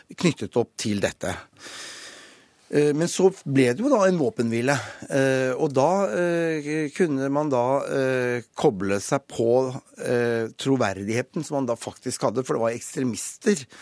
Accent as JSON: {"language": "Norwegian", "country": "Norway"}